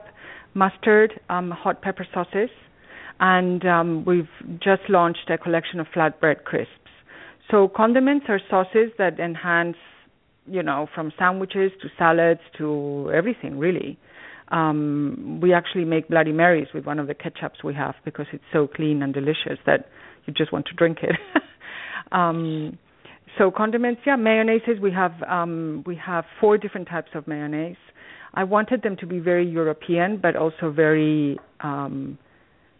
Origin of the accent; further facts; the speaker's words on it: Spain; now in Greenwich, United States; I was born in Spain a long time ago